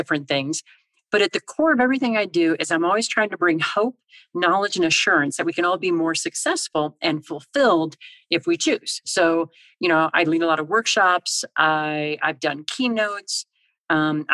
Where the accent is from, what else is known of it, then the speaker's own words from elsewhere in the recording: Illinois, United States; now in Colorado, United States; I grew up in Illinois